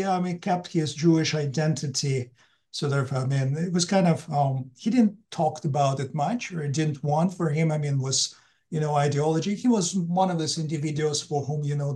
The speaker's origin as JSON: {"language": "English", "town": "Narva", "region": "Ida-Viru County", "country": "Estonia", "tie": "born or raised there", "also_born_or_lived": "provincial Russia", "moved": "as an adult", "said": "I'm born in Estonia"}